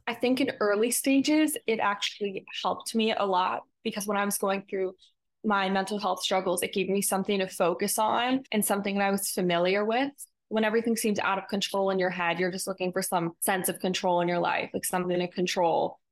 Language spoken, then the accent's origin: English; New York, United States; growing up in New York